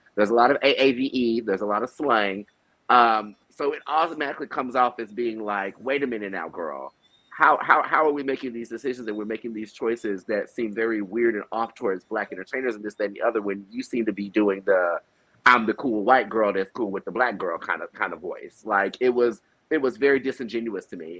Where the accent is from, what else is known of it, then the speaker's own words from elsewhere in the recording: Southwest Missouri, United States; now in Chicago, United States; I'm from Southwest Missouri originally